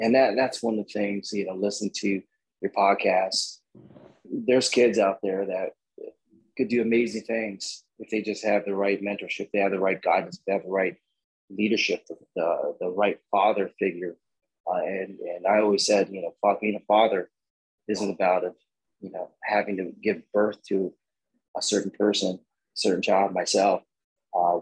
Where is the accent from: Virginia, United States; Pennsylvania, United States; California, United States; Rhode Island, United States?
California, United States; National City; I grew up in San Diego. It's not a good area, a little town or a little city called National City